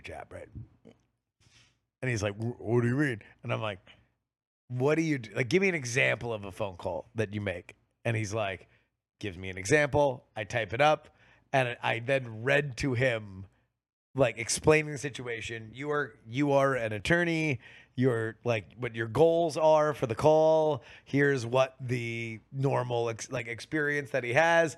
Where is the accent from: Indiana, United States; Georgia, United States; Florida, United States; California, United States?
Florida, United States; South; moved away; I grew up in South Florida.